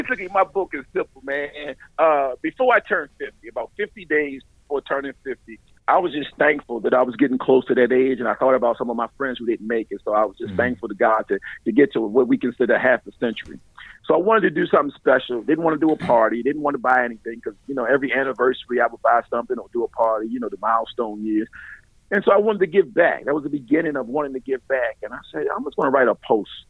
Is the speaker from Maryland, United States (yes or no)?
yes; Baltimore, Maryland, United States; moved away as an adult; also born or lived in Arlington, Texas / Dallas, Texas; I grew up in Baltimore